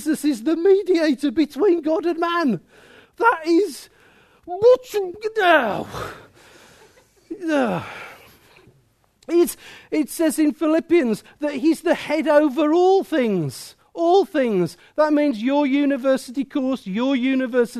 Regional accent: Midlands, United Kingdom; I'm from the Midlands

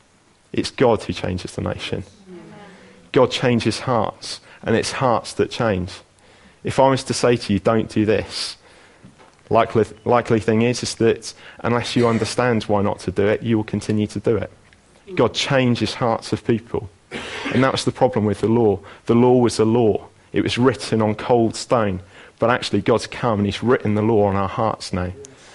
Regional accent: Abergavenny, Wales, United Kingdom; moved away as an adult; also born or lived in Coventry; So although I was brought up in Abergavenny and lived there for 18 years, I then went to Coventry and lived in the Midlands.

